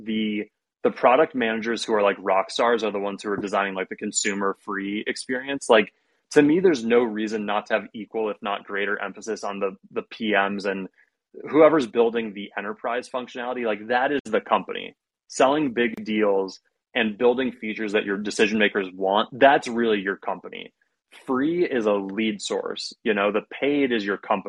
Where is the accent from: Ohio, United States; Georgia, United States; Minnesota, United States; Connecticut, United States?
Ohio, United States; I'm from Ohio